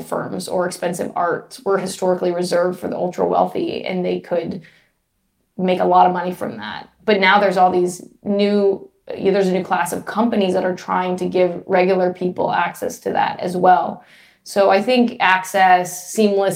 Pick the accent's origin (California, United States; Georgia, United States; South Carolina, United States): California, United States; Los Angeles; moved away as an adult; I'm from Los Angeles